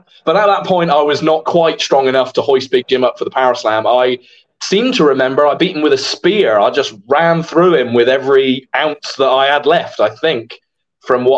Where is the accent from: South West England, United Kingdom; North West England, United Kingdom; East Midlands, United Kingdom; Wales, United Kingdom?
South West England, United Kingdom; Holsworthy; Holsworthy, in my hometown